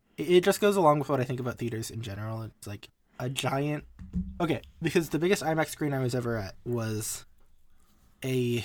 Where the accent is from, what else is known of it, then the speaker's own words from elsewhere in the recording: United States; I'm an American, and I'm used to the way American restaurants are